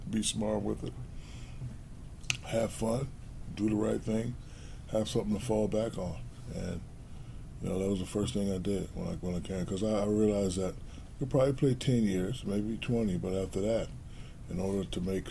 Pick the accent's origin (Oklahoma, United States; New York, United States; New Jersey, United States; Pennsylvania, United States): New Jersey, United States; Newark; I built a great movie theater in my hometown of Newark, New Jersey